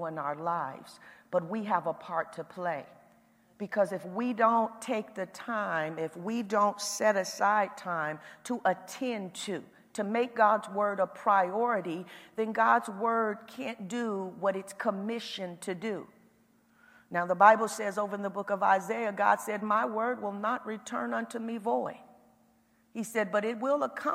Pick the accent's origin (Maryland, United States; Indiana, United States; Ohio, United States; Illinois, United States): Indiana, United States; accent: Indiana; my Indiana accent kind of comes out